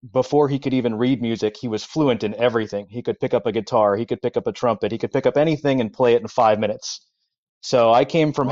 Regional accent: Los Angeles, California, United States; I grew up in Los Angeles, so Southern California, where there is no weather

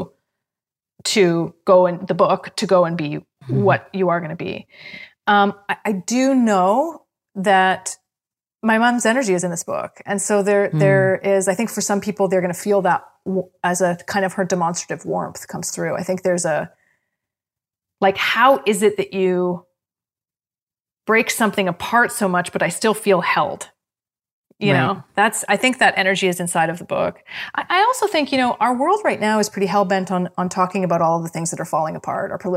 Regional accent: Canada; I'm a Canadian, true and true

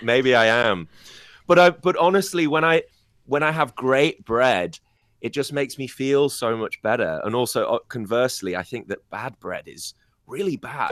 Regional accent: United Kingdom; now in China; I come from the United Kingdom

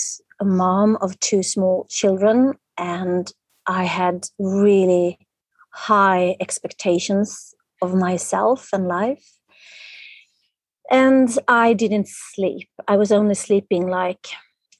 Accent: Stockholm, Stockholm County, Sweden; I'm from Sweden, Stockholm, the capital of Sweden.

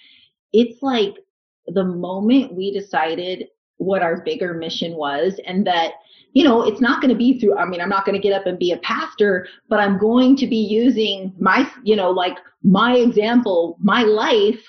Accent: United States; moved away as an adult; also born or lived in Virginia Beach; now in Canada; I'm an American

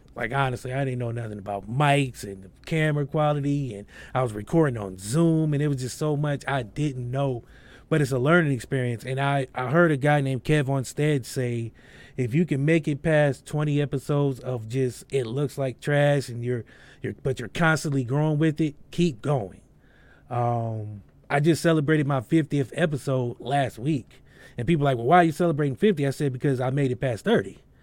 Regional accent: Akron, Ohio, United States; I'm from Akron, Ohio, so I have a lot of Akron artists

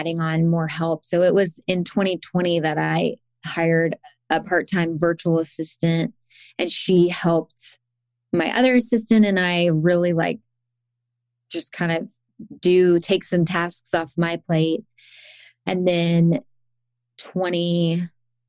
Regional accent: Athens, Georgia, United States; moved away; also born or lived in Woodstock; in 2020, we moved to Athens, which is my hometown

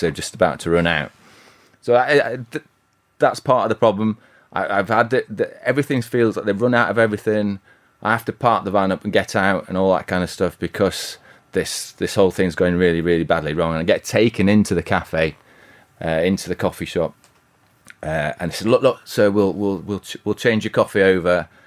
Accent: Bradford, Halifax, Yorkshire and the Humber, United Kingdom; I'm from Yorkshire

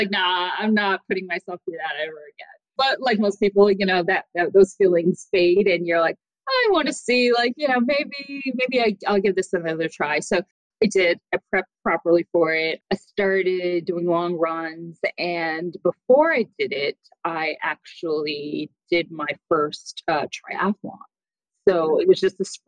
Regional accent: United States; also born or lived in Boston, United States; I grew up right outside of New York City

